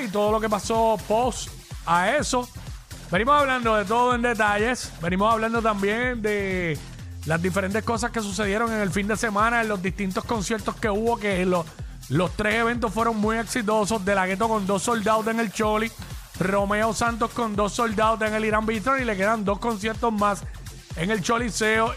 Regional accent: Cabo Rojo, Puerto Rico; mi pueblo

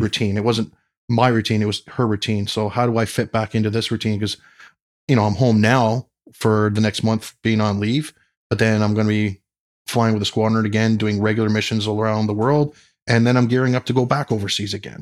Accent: London, Ontario, Canada; growing up in London, Ontario, they had the London Air Show

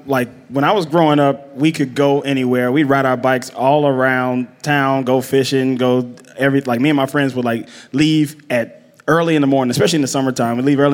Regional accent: Pascagoula, Mississippi, United States; now in Los Angeles, United States; I grew up in Pascagoula, Mississippi, which is on the Gulf Coast.

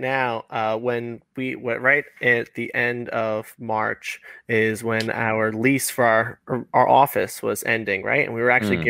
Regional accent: New York City, New York, United States; I'm from Queens

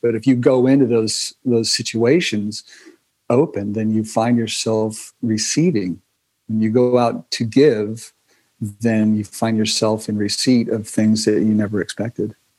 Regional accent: California, United States; I was from California. I mean, it's like written on my forehead

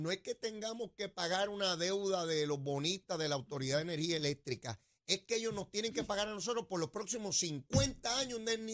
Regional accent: Puerto Rico; Nosotros somos boricuas

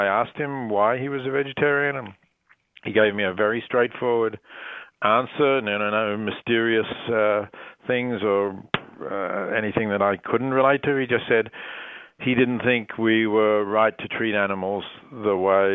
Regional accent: Australia; moved away; growing up in Australia, where meat was plentiful and inexpensive

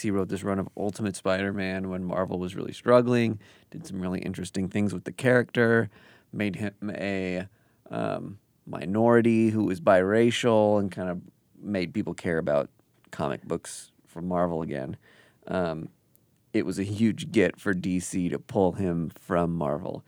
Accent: Kansas City, United States; Kansas City, my hometown

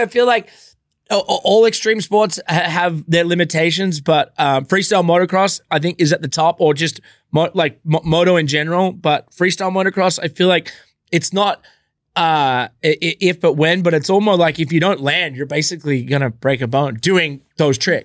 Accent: Australia; where I grew up in Australia

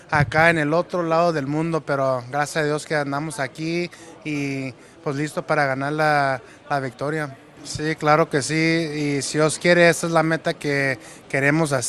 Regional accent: Mexico; ahora soy el primer mexicano campeón del mundo de los pesos pesados.

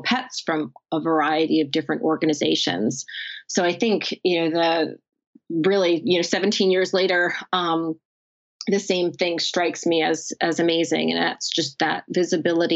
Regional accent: New Jersey, United States; my home state of New Jersey

